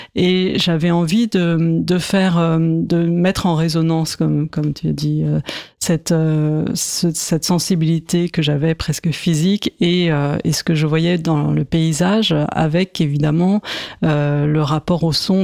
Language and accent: French; Paris, Île-de-France, France; je suis de Paris